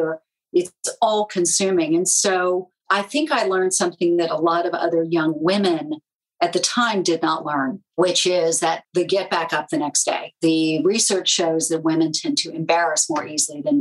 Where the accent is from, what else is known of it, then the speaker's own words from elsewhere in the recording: Charleston, South Carolina, United States; moved away; I grew up in Charleston, South Carolina